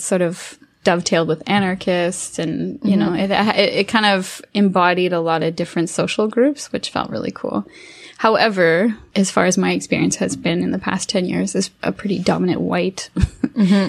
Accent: Saskatoon and Regina, Saskatchewan, Canada; now in Ontario, Canada; I actually was born in Saskatchewan and I grew up in Saskatoon in Regina

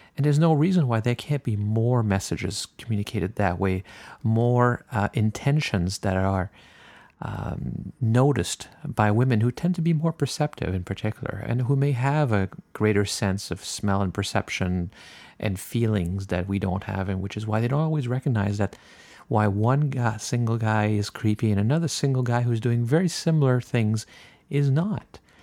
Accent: Canada; I'm French Canadian

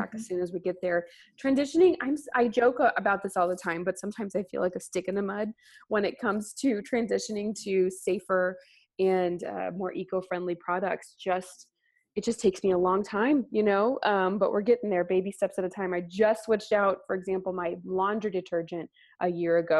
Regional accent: San Antonio, Texas, United States; I went to Texas A&M University, and we're from San Antonio

